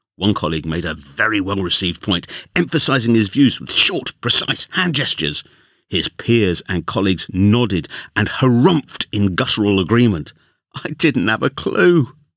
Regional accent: London, United Kingdom; accent: London; my London accent

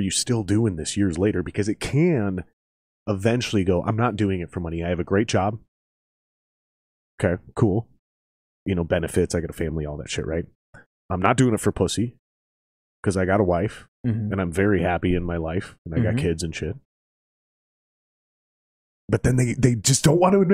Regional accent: Minnesota, United States; growing up in Minnesota

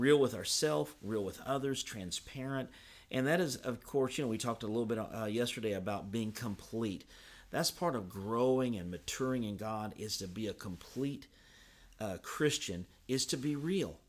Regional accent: Evansville, Indiana, United States; I grew up in Evansville

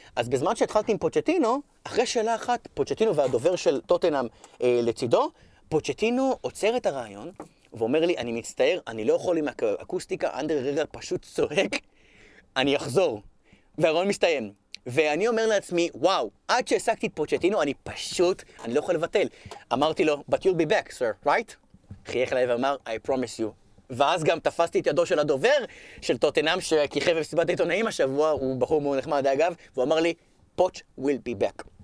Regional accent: Israel; אנחנו בישראל, אנחנו לומדים אנגלית נהדרת

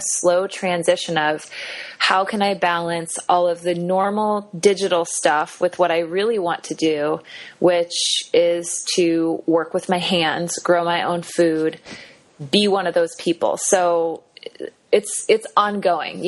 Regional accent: Kansas City, United States; also born or lived in Cherry Hill, New Jersey; I grew up in Kansas City, so it's kind of like home.

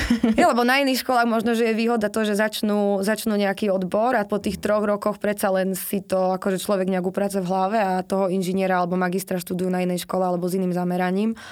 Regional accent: eastern Slovakia, Slovakia; ja som z východu

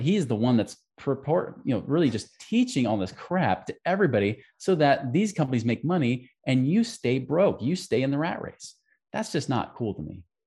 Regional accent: Oregon, United States; I grew up in Oregon

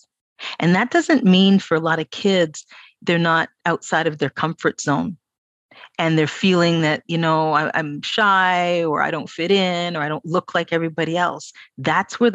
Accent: Toronto, Ontario, Canada; born and raised in Toronto

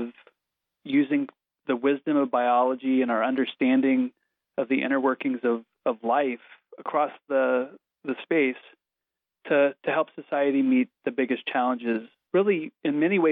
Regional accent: Missouri, United States; moved away as an adult; now in Washington, D.C., United States; I grew up in the Midwest in Missouri, a small town

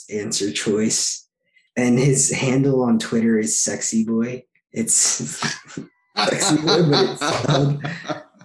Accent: New York City, New York, United States; I'm in my hometown, playing for my hometown team.

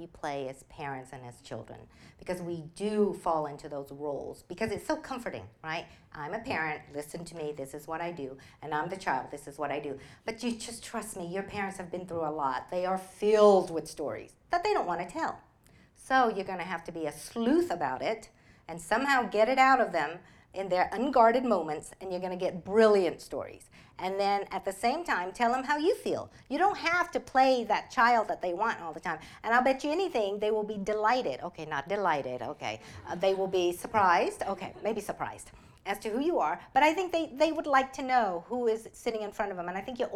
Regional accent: Montgomery, Alabama, United States; English is a second language; moved away; also born or lived in Vietnam / Texas; I was raised in Alabama

